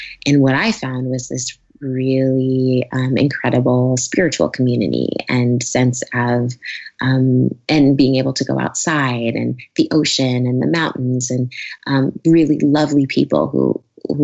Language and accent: English; New York, United States; moved away as an adult; now in California, United States; I'm a New Yorker. I moved out here